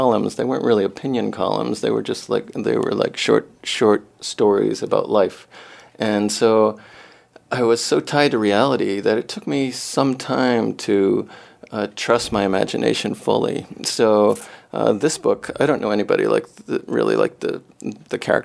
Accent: Rhode Island, United States; moved away as an adult; also born or lived in New York; now in Maine, United States; I'm from Rhode Island.

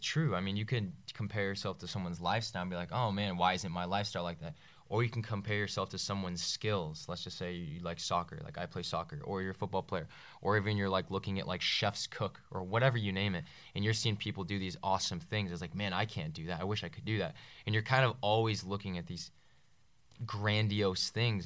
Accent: Northern Virginia, United States; from Northern Virginia

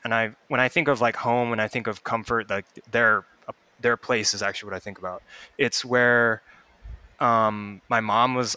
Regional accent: Sammamish, Washington, United States; I grew up in Sammamish

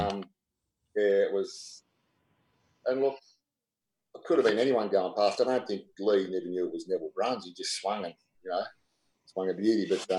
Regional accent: Wangaratta, Victoria, Australia; I come down from Wangaratta, right?

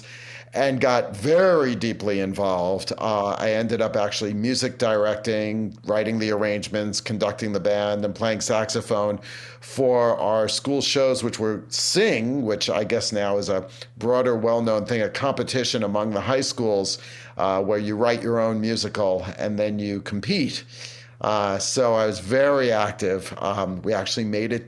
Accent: New York City, New York, United States; I grew up in Brooklyn, New York, but not the area that's pretty hip

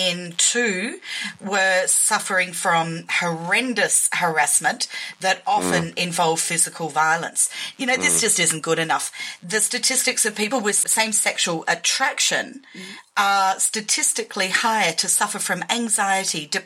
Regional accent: Australia

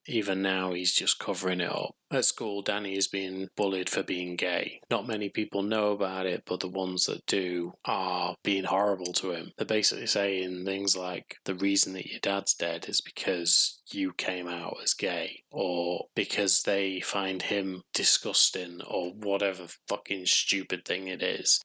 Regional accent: England, United Kingdom; I'm English, so welcome to my country

